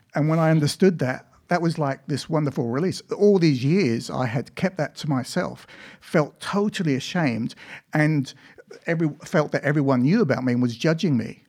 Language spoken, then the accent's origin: English; Ipswich, East of England, United Kingdom; also born or lived in Africa / Victoria, Australia; now in Australia; I was born in England, and that's where I lived for the first twelve years of my life